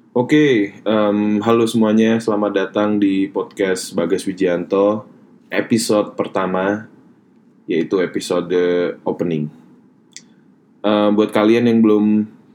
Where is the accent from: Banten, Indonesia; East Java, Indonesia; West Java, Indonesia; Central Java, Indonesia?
Central Java, Indonesia; Surakarta; moved away as an adult; now in Australia; aku berasal dari Solo, Jawa Tengah